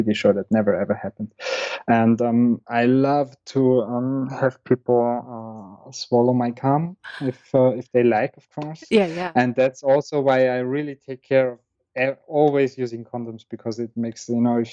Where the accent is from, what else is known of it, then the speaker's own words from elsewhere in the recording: Vienna, Austria; moved away as an adult; I was born and raised in Vienna